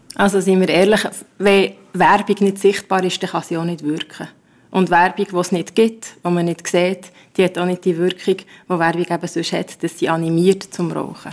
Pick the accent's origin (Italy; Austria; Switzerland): Switzerland; Bern; bei uns in Bern